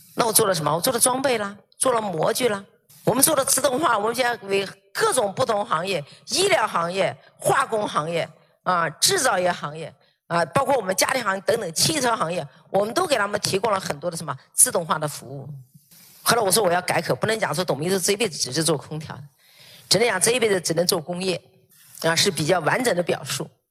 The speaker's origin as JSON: {"language": "Chinese", "country": "China", "said": "我们是中国人"}